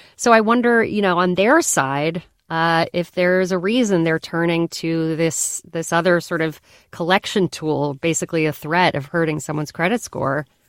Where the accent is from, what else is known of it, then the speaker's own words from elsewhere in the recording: Colorado, United States; When I was a kid growing up in Colorado, my family had a ritual.